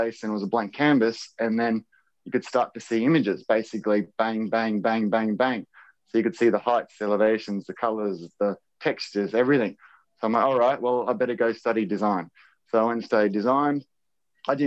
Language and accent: English; Wondai, Queensland, Australia; I grew up on near Wandai, and we had like an old wheat farm